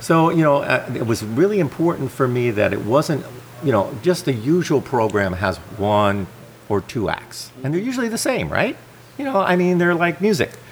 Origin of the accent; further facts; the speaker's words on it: New Jersey, United States; also born or lived in Springfield, Vermont; now in Vermont, United States; I grew up in New Jersey